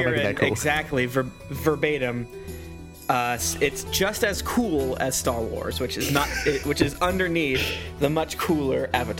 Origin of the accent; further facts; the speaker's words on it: Florida, United States; I'm from Florida, America. It's the ding dong on the bottom of the America.